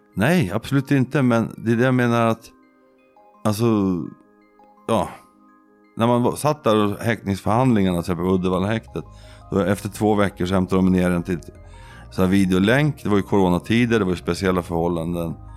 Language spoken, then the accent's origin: Swedish; Södertälje, Stockholm County, Sweden; moved away; also born or lived in Skaftö, Lysekil; jag kommer från Södertälje